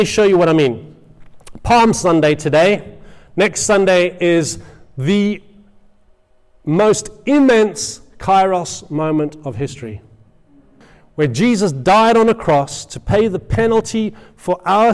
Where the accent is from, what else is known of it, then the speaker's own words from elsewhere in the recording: England, United Kingdom; I'm an Englishman, and I am